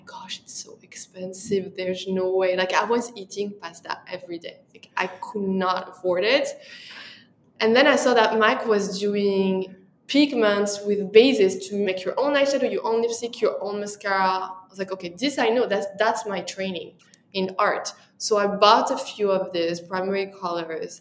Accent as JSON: {"language": "English", "country": "France", "accent": "French", "second_language": "English", "moved": "as an adult", "lives_now": "New York, United States", "said": "when I arrived to New York, my French accent was so strong"}